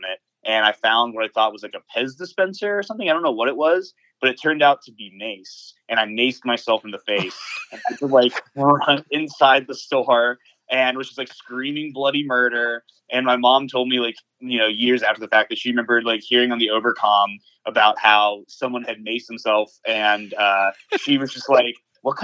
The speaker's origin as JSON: {"language": "English", "town": "Atlanta", "region": "Georgia", "country": "United States", "tie": "born or raised there", "said": "I'm actually an Atlanta native. I was born in Northside Hospital"}